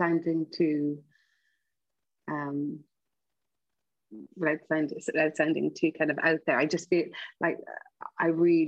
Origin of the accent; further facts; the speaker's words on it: Ireland; moved away as an adult; growing up in Ireland in the 80s